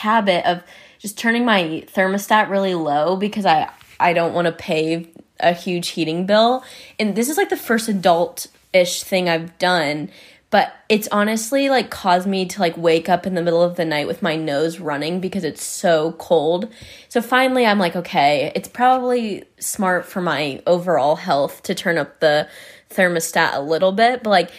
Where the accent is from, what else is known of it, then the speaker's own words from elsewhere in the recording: Midwest, United States; I'm from the Midwest, Ohio, Indiana, and it is freezing.